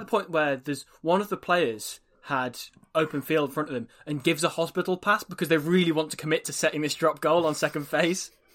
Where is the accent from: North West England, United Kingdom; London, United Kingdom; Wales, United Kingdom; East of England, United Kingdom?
Wales, United Kingdom; we're from Wales